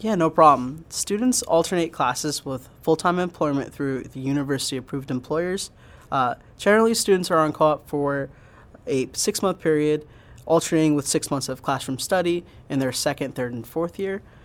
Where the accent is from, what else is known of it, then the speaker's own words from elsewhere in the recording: Pottstown, Pennsylvania, United States; I grew up in Pottstown, and I went to Pottstown High School